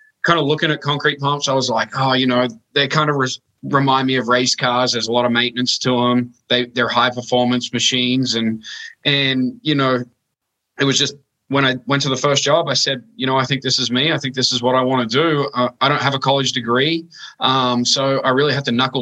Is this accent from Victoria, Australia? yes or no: no; Sydney, New South Wales, Australia; moved away as an adult; now in Des Moines, United States; I was born and raised in Australia in the suburbs, in the western suburbs of Sydney.